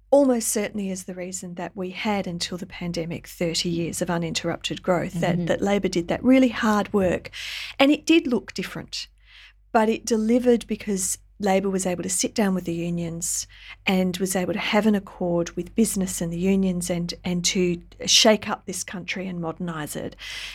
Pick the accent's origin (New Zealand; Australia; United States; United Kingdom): Australia; not least that I'm Australian because they employed my father.